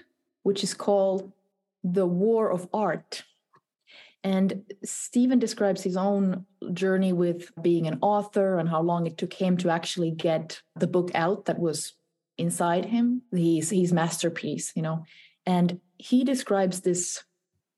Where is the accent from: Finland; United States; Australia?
Finland; also born or lived in Helsinki; Helsinki. So it's the capital of Finland, my native country.